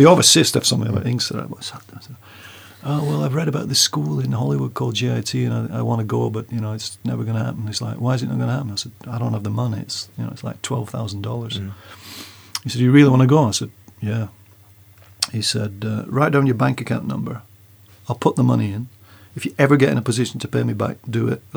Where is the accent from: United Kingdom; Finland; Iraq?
United Kingdom; North England; Swedish is a second language; moved away as an adult; now in Stockholm, Sweden; Vi kommer från North England